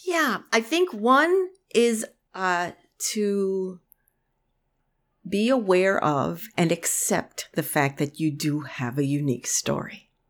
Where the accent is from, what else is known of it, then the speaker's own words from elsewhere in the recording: New York City, New York, United States; moved away; I grew up in the Bronx. I'm a city kid, you know, for most of my life